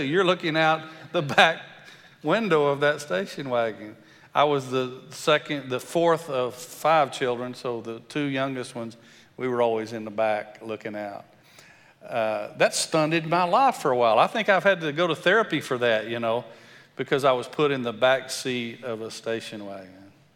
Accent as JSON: {"language": "English", "region": "West Texas", "country": "United States", "tie": "born or raised there", "accent": "country", "said": "grew up in West Texas and sound a little country"}